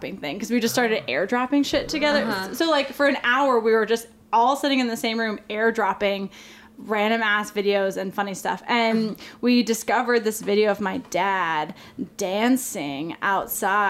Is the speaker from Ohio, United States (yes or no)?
no; California, United States; now in New York, United States; growing up in California